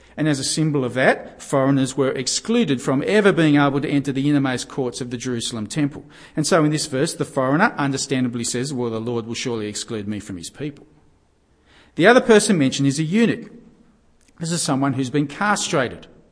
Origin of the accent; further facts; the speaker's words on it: Australia; we're Aussie Gentiles